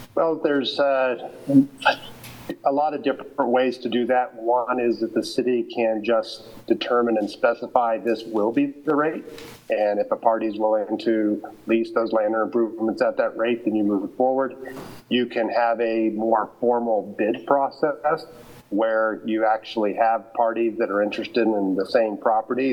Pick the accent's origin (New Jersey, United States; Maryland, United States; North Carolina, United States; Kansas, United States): Kansas, United States; Lawrence; moved away as an adult; now in Colorado, United States; Lawrence is my hometown, even though I've been in Colorado now for 30 years.